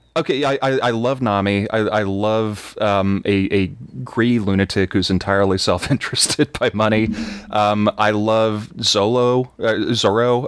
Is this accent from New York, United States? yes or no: no; Texas, United States; I'm from Texas